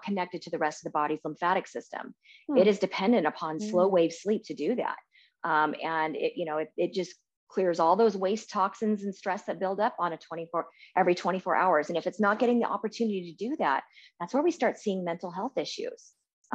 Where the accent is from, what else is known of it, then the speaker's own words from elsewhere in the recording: Portland, Oregon, United States; moved away as an adult; also born or lived in California; I grew up in Portland my whole life and, I didn't have an umbrella until I moved to California